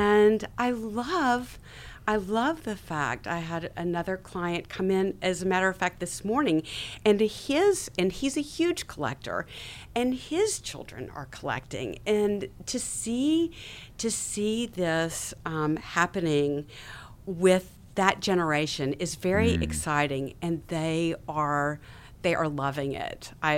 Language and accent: English; Mississippi, United States; I grew up in Mississippi. My parents, my grandparents had Richard Kelso's work in their home.